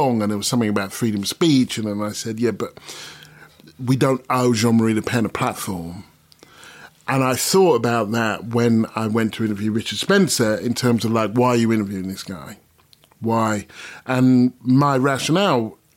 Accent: Stevenage, East of England, United Kingdom; moved away as an adult; also born or lived in United States; now in London, United Kingdom; I grew up in Stevenage

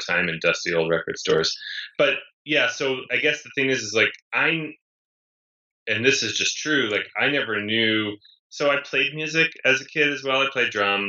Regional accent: East Coast, United States; moved away as an adult; also born or lived in New York; now in Los Angeles, United States; I grew up in the East Coast where it snowed a lot.

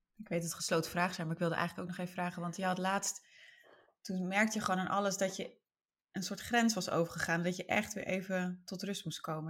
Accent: northern Netherlands, Netherlands; ik ben wel een Noord-Nederlander

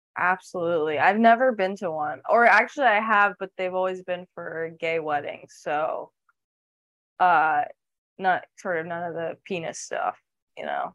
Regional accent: New York, United States; I'm from New York

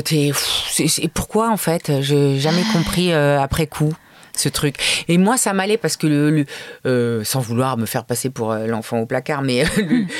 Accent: Paris, Île-de-France, France; j'ai grandi à Paris tout le temps

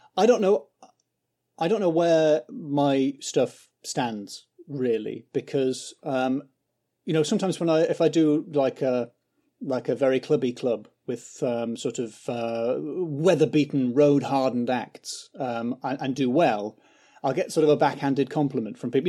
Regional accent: County Durham, North East England, United Kingdom; moved away as an adult; now in London, United Kingdom; I grew up in County Durham

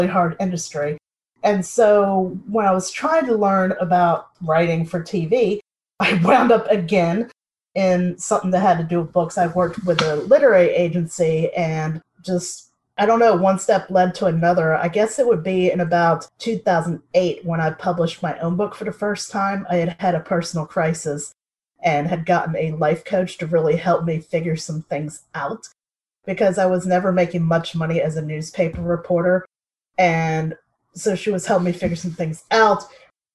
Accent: Hampton, Virginia, United States; also born or lived in Los Angeles; I grew up in Hampton, Virginia. That's in the United States

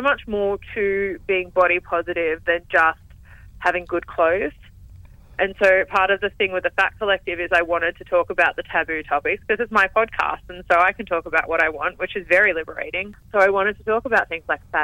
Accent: Newcastle, New South Wales, Australia; moved away as an adult; now in Melbourne, Australia; growing up in Newcastle

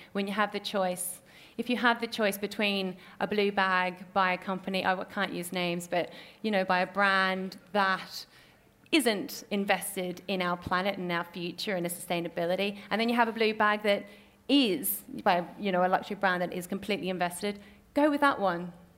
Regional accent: North Queensland, Australia; accent: Australian; moved away; also born or lived in Papua New Guinea; the farm that I grew up on is in North Queensland

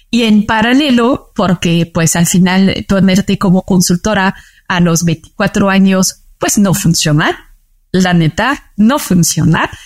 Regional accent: France; Spanish is a second language; moved away as an adult; also born or lived in Paris; now in Mexico City, Mexico; Yo nací en París, pero luego toda mi vida viví eh, cerca del mar

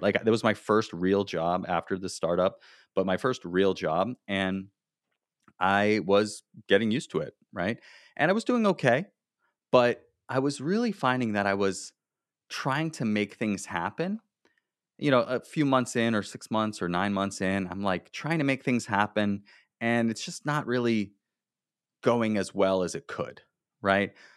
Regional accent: South Florida, United States; I grew up in South Florida, I went to the University of Florida

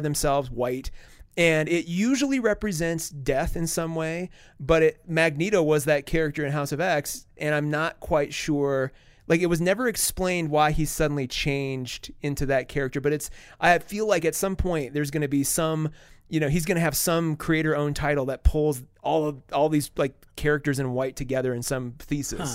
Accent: South Dakota, United States; now in Colorado Springs, United States; I grew up in Wausau, South Dakota

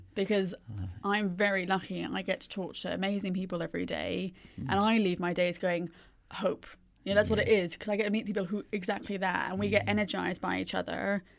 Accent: India; So I grew up in India.

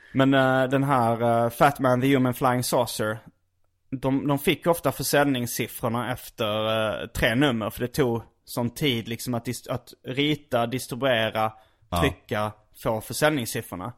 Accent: Skåne, Sweden; accent: skånska; jag är från Skåne, vi pratar alltid så här

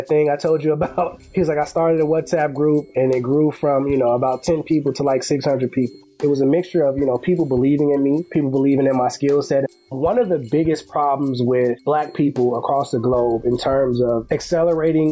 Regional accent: Chicago, Illinois, United States; moved away as an adult; also born or lived in Washington, D.C.; originally from Chicago, born and raised on the west side of Chicago

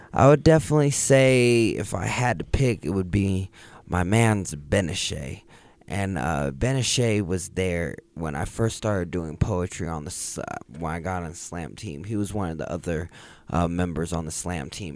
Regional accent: Jacksonville, Florida, United States; now in Denver, United States; I was born here. I grew up in Jacksonville, Florida.

